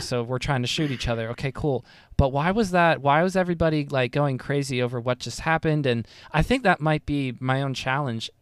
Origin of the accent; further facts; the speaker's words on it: United States; I am a very dumb poorly educated American